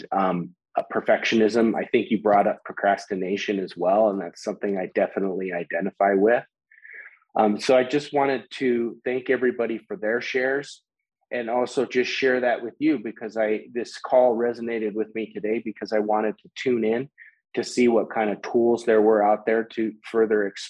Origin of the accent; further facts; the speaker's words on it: Colorado, United States; I'm from Colorado